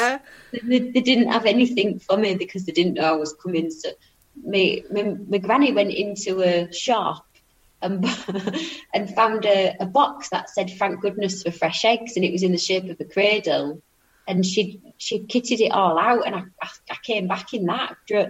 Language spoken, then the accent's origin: English; South West England, United Kingdom; born there; It's lovely I get to say I'm Cornish. I've got Cornish blood. But yeah, born on holiday. Like, 6 weeks premature.